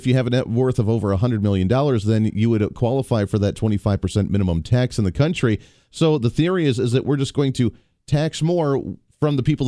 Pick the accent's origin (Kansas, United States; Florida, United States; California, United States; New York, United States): Kansas, United States; He's from the 1st Congressional District right here in my home state of the state of Kansas.